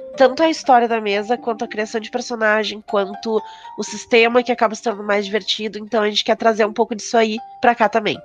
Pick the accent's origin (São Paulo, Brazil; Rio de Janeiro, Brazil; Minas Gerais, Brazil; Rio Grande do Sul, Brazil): Rio Grande do Sul, Brazil; Porto Alegre; eu sou de Porto Alegre